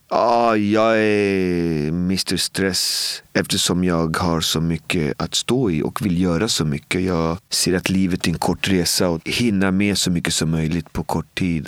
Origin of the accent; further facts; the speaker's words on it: Botkyrka, Stockholm County, Sweden; Jag kom från Albin och Botkyrka och jag brukar säga att det är som att leva i Bibeln